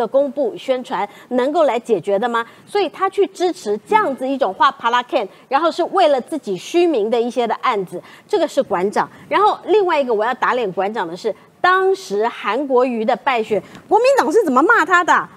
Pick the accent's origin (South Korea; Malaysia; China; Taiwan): Taiwan; 那是因为我们是台湾人，我们善良